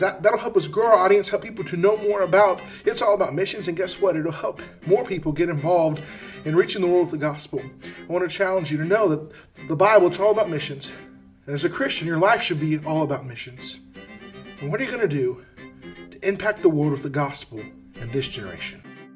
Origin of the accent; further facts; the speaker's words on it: United States; we as Americans